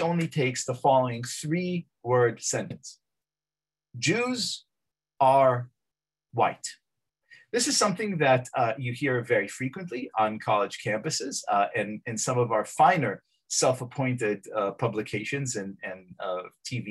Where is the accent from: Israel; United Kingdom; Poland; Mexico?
Israel; now in United States; I'm from Israel.